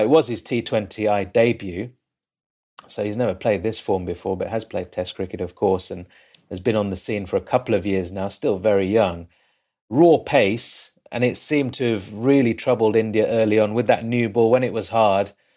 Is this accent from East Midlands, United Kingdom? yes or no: yes; Leicester, East Midlands, United Kingdom; I'm from Leicester. I live in, in Leicester, in England